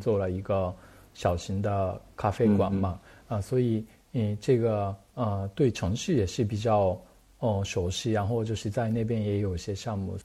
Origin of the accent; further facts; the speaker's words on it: Japan; Chinese is a second language; moved away as an adult; now in Beijing, China; 因为我是日本人嘛